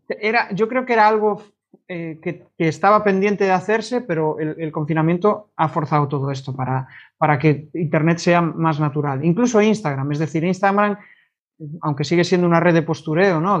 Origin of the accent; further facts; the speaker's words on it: Vigo, Galicia, Spain; yo soy de Vigo, mis clientes son todos de fuera de Vigo